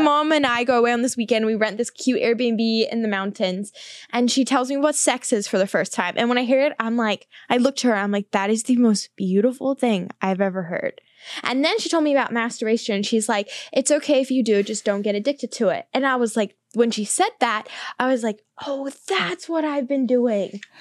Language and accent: English; New Zealand; moved away as an adult; now in Los Angeles, United States; I grew up on a farm in New Zealand